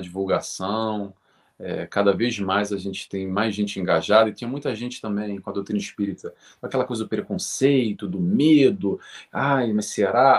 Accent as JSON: {"language": "Portuguese", "region": "Rio de Janeiro", "country": "Brazil", "moved": "yes", "lives_now": "Portugal", "said": "sou do Rio de Janeiro"}